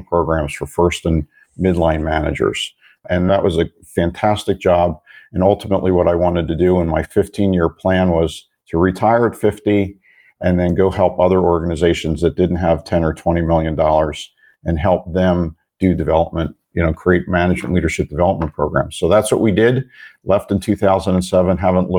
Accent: Philadelphia, Pennsylvania, United States; moved away as an adult; now in Phoenix, United States; I was born and raised in the Philadelphia area

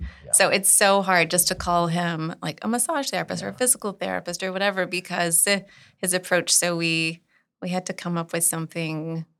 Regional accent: Eunice, Louisiana, United States; also born or lived in Northeast US; I was born and raised in Eunice, but got some cultivation in the Northeast. I feel like in the Northeast is where I really got like my voice.

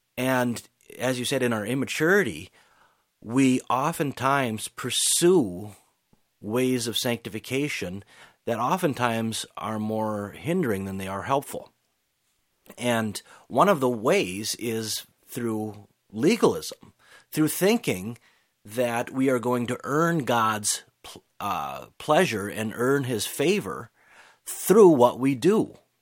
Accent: United States; us growing up in America

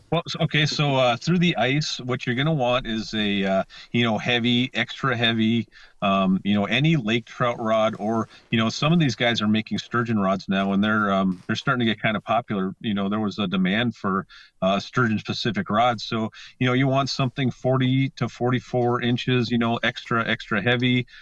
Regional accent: Lake Vermilion, Minnesota, United States; moved away; I grew up on Lake Vermilion

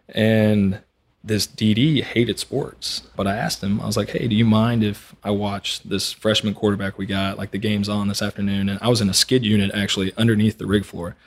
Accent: Montgomery, Texas, United States; I grew up on Lake Conroe, up in Montgomery

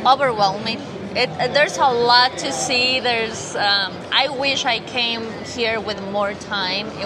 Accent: Orange County, California, United States; I am from Orange County

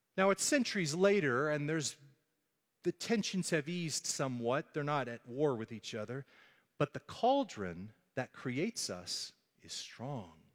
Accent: Dallas, Texas, United States; growing up in North Dallas

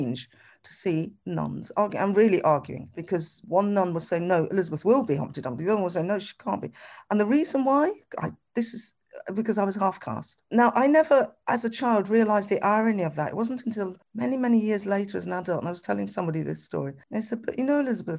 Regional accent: Birmingham, West Midlands, United Kingdom; where are you from? I could answer that, Birmingham

